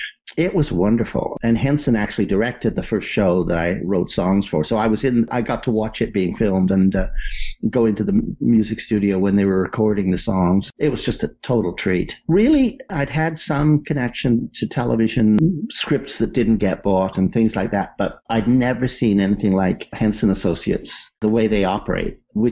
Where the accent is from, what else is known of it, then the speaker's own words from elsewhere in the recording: Wales, United Kingdom; I'm a Welshman, you know.